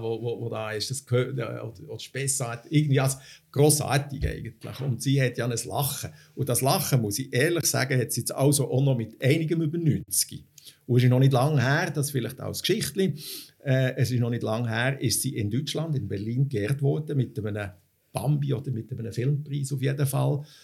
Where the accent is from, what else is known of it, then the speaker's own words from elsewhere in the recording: Switzerland; bei uns in der Schweiz